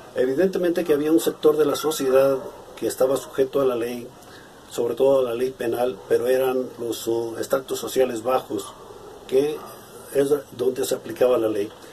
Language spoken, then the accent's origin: Spanish; Comala, Colima, Mexico; soy originario de Comala, Colima.